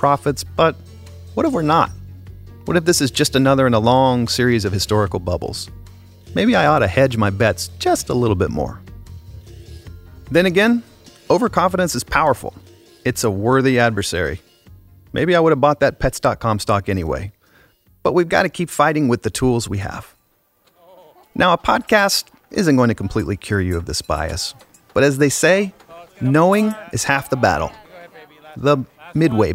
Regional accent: United States; Speaking as an American

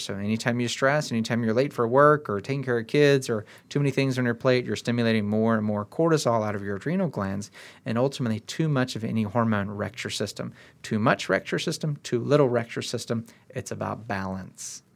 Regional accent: United States; we're all American

